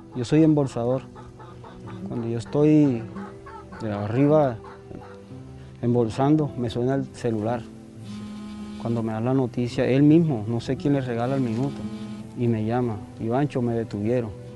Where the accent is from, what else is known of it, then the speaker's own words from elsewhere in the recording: Valencia, Córdoba, Colombia; cuando era pelado en Córdoba, en Valencia